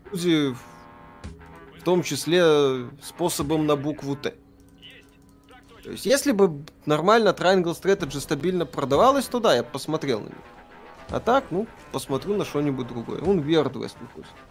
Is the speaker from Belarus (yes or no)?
yes; Belarus; Я же белорус